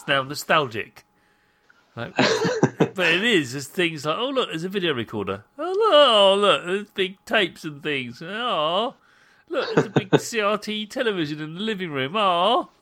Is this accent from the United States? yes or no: no; United Kingdom; now in Europe; as a British person living in Europe